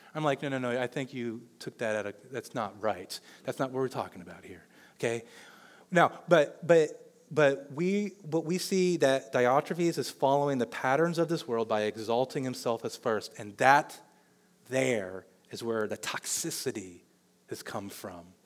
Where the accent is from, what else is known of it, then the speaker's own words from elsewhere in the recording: Olathe, Kansas, United States; I know Johnson County because I grew up in Olathe.